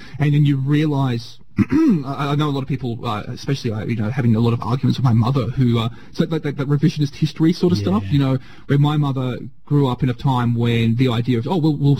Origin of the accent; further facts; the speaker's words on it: Australia; as an Australian, we now have to be responsible or take responsibility for what our past is.